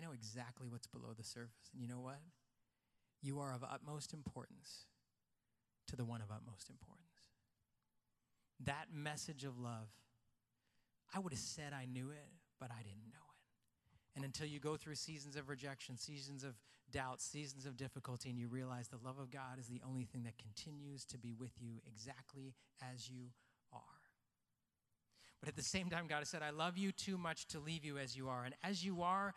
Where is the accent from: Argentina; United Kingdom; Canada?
Canada; I was born in Canada. I'm white underneath.